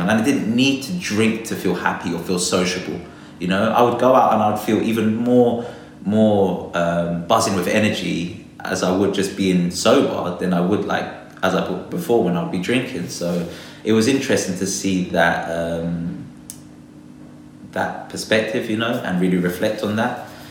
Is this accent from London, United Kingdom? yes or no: yes; London, United Kingdom; I was born and raised in London